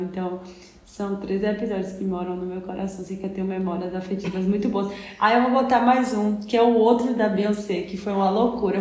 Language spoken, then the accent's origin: Portuguese; Salvador, Bahia, Brazil; a gente é de Salvador